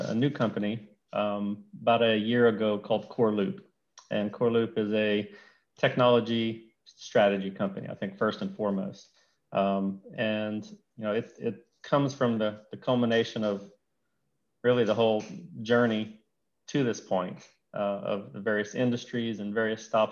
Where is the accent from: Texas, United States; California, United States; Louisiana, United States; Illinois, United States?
Louisiana, United States; Elton; moved away as an adult; also born or lived in Houston / Baton Rouge; I grew up in Louisiana, a small town called Elton, Louisiana.